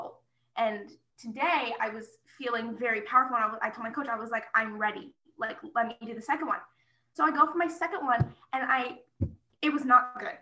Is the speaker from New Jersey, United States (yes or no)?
no; Florida, United States; I'm from Florida